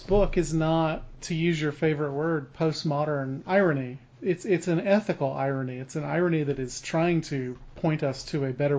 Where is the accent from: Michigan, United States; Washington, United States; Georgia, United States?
Georgia, United States; Atlanta; I'm from Atlanta